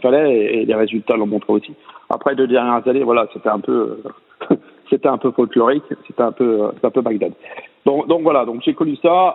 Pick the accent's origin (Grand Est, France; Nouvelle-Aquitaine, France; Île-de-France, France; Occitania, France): Grand Est, France; Charleville-Mézières; je suis originaire de Charleville-Mézières